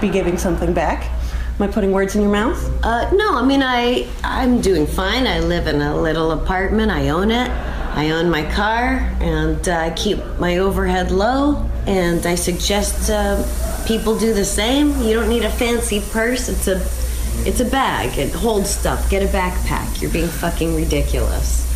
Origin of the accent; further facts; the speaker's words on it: New Hampshire, United States; I was raised in New Hampshire